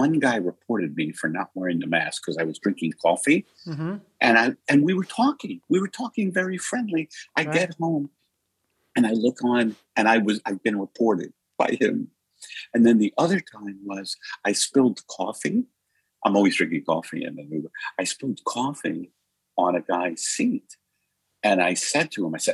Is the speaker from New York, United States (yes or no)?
yes; New York City, New York, United States; moved away; also born or lived in Brooklyn / Staten Island; I was born in Brooklyn, and then my dad moved us to the country, which was Staten Island